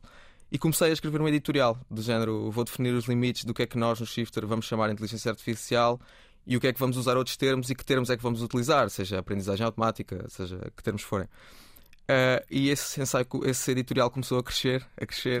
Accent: Cuba, Alentejo, Portugal; moved away; also born or lived in Setúbal; mudei de Cuba para Setúbal

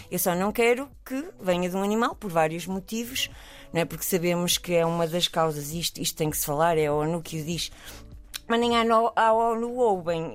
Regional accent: Portugal; nós somos portugueses

